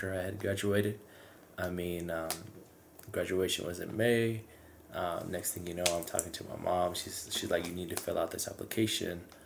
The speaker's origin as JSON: {"language": "English", "town": "Mescalero", "region": "New Mexico", "country": "United States", "tie": "born or raised there", "moved": "as an adult", "lives_now": "Albuquerque, United States", "said": "my first part of growing up in Mescalero, I grew up in the Parma Loop subdivision."}